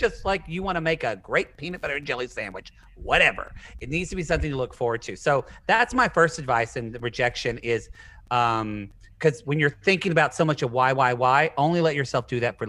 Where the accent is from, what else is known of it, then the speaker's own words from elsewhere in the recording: the South, United States; we grew up in the South